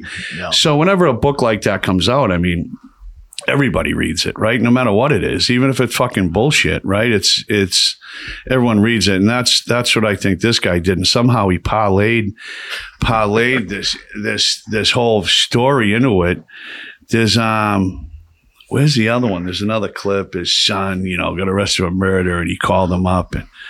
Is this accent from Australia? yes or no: no; Lowell, Massachusetts, United States; we're from Lowell, which is 30 minutes outside of Boston. But, you know, grew up in this area, always in town, always in Boston, running around.